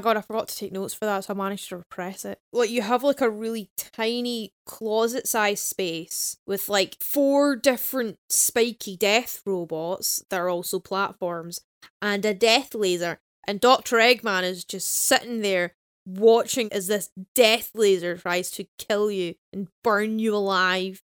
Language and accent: English; Glasgow, Scotland, United Kingdom; we're Glaswegian